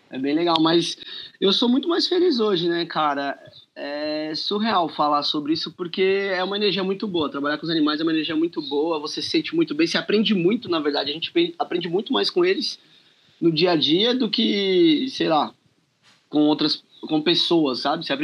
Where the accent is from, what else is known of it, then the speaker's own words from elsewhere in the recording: São Paulo, Brazil; sou aqui de São Paulo, capital.